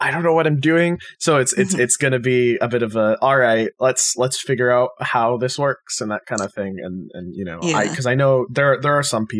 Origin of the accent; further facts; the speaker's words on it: Canada; also born or lived in Ontario; I'm Canadian and I live in Ontario